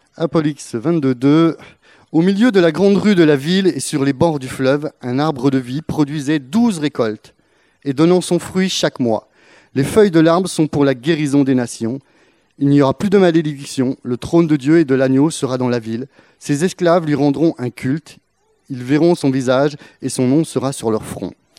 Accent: France; en tant que bon français

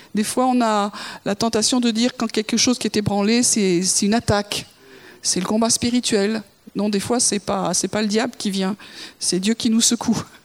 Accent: France; je suis française

